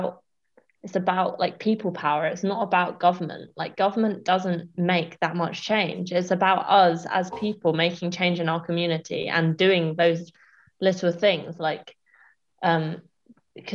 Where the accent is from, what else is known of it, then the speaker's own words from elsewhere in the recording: England, United Kingdom; we're all English, we're all proud